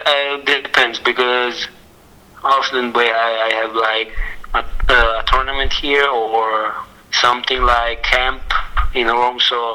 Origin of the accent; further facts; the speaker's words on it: Philippines; English is a second language; now in Italy; I'm in Italy, but I'm Filipino, yeah. But I'm very proud to be Pinoy. I'd be proud to be Filipino